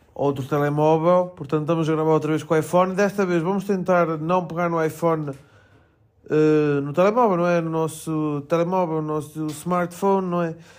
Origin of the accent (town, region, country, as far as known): Melgaço, Norte, Portugal; moved away